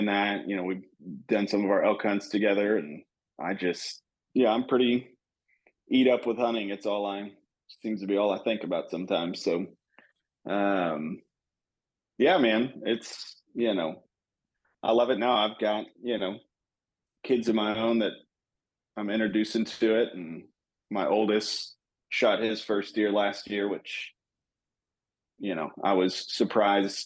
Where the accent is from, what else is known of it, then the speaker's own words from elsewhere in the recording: Texas, United States; Born and raised in Texas